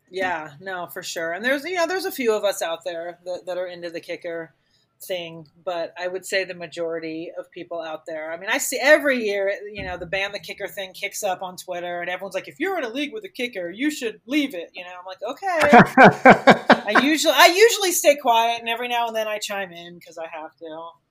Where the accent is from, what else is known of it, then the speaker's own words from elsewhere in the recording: Miami, Florida, United States; moved away as an adult; now in Denver, United States; I grew up in Miami my parents were original season ticket holders with the Dolphins